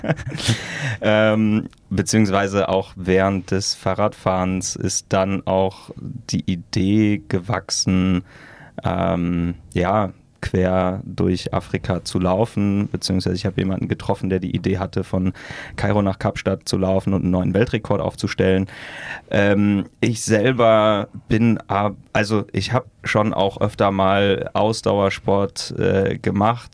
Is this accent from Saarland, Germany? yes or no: no; near Münster, North Rhine-Westphalia, Germany; moved away as an adult; now in Berlin, Germany; ich komme aus der Nähe von Münster, ähm, so ein Dorf, was die meisten Münsteraner auch nicht kennen, deswegen sagen wir einfach Münster